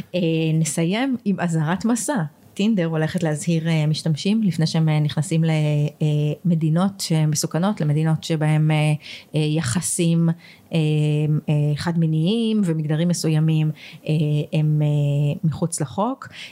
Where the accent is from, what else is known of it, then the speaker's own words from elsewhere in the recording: Israel; ישראלים שרגילים למערכת אה, אה, בריאות ממלכתית